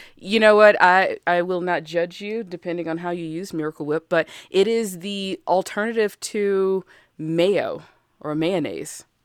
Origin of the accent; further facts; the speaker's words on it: Alabama, United States; I'm from Alabama, and we just sat on the porch and shot cans